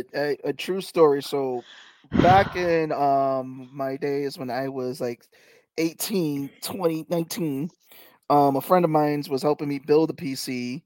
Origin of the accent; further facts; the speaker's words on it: New York City, New York, United States; That's growing up in the Bronx.